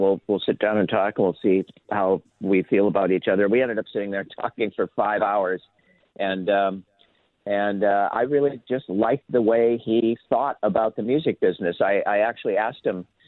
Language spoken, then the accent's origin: English; Minnetonka, Minnesota, United States; in the suburbs uh, where I grew up in Minnetonka Hopkins area